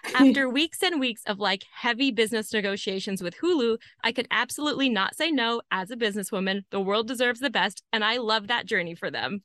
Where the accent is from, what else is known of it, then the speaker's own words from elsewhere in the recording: Amarillo, Texas, United States; my hometown, Amarillo, Texas